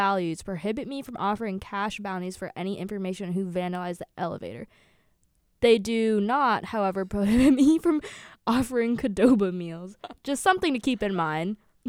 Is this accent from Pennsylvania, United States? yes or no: yes; Pittsburgh, Pennsylvania, United States; moved away as an adult; now in Milwaukee, United States; Because we're all from Pittsburgh.